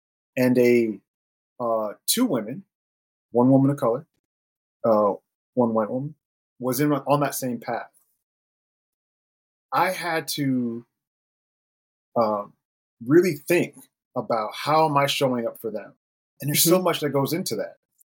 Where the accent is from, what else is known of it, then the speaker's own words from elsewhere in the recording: Germany; born there; And I was born in Germany, so there's a lot of connection there too.